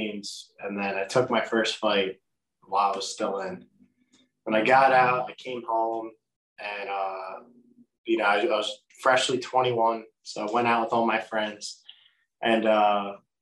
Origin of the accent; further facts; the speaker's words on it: Edison, New Jersey, United States; also born or lived in Asbury Park, New Jersey; I was born and raised in Jersey, from Edison